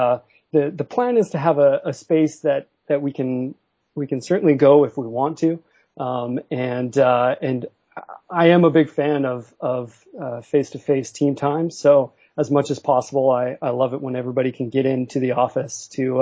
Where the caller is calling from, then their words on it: Vancouver, British Columbia, Canada; Calling from Vancouver, Canada.